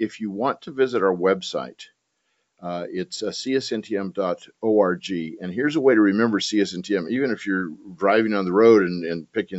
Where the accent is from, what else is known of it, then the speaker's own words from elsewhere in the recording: Newport Beach, California, United States; now in Texas, United States; I was 16 years old when I made a radical commitment to Christ. And I was growing up in Newport Beach, where I spent all my time body surfing.